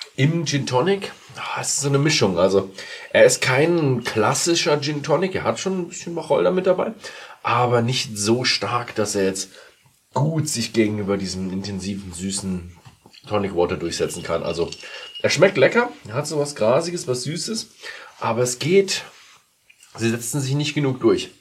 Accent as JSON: {"language": "German", "region": "Bavaria", "country": "Germany", "said": "Ich als Bayer"}